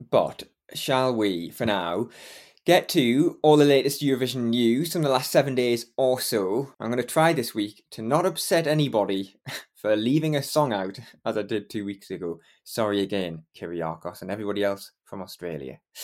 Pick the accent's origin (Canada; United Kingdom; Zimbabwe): United Kingdom; Geordie, North East England; accent: Geordie; I'm on it every week, a Geordie, and I never get to sort of express that Geordie accent properly